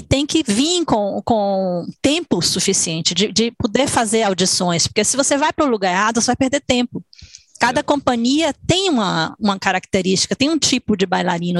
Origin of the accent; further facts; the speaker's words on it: Salvador, Bahia, Brazil; moved away as an adult; also born or lived in São Paulo / New York; now in Switzerland; Eu nasci, minha irmã nasceu em São Paulo, a gente mudou para Salvador, Bahia